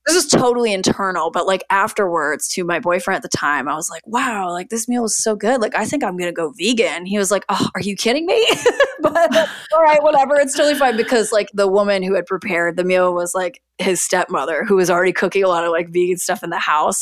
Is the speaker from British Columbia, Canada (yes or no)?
no; Niagara region, Ontario, Canada; also born or lived in Toronto; I grew up in the Niagara region of Ontario, so, like, near Niagara Falls